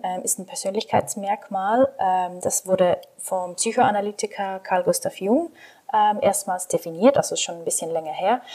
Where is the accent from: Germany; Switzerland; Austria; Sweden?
Switzerland; accent: Swiss German; Ich bin aus der Schweiz, deswegen verzeiht, wenn mein Hochdeutsch nicht so perfekt ist oder ein bisschen Akzent.